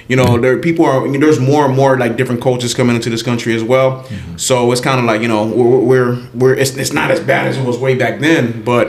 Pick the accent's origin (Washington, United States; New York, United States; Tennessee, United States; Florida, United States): Florida, United States; Miami; was raised in Miami, man.